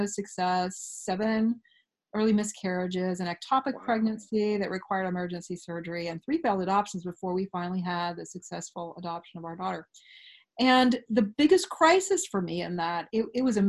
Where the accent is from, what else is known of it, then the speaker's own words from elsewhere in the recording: Oregon, United States; Fourth of five kids, born and bred in Oregon. I'm a fifth generation Oregonian